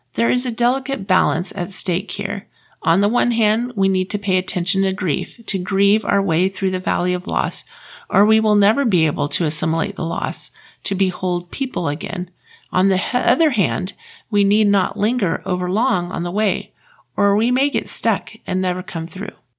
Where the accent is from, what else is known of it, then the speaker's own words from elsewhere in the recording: Florida, United States; I grew up in the South. I grew up in Florida